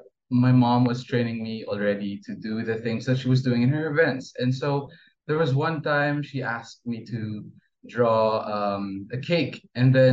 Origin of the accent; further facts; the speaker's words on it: Brunei; So I was born and raised in Brunei, and Brunei is a Muslim and very conservative country. But both of my parents are Filipino